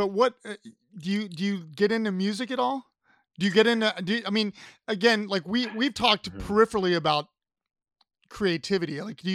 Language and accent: English; Columbus, Ohio, United States; moved away; I'm from Columbus originally